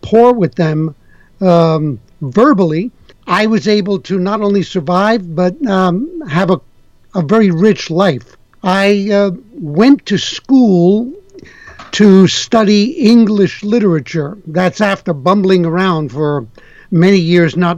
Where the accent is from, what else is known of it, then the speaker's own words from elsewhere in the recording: New York City, New York, United States; moved away as an adult; now in Montreal, Canada; I'm a kid from the Bronx, New York. Grew up in the Bronx